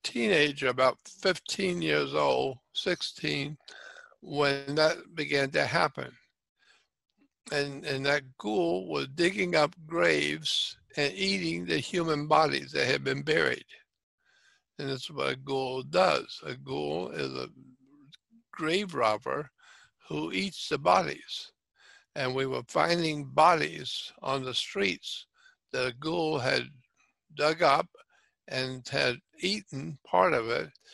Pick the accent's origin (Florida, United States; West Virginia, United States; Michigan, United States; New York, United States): Florida, United States; Pensacola; my town, my hometown